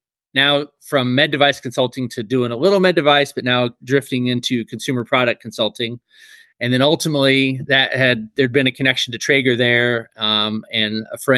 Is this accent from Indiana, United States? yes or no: yes; Indiana, United States; moved away as an adult; also born or lived in Kalamazoo, Michigan / Utah; I'm originally from Indiana. And so I attended Rose Holman Institute of Technology, got my bachelor's degree in mechanical engineering, and moved to Kalamazoo to work at Stryker Instruments.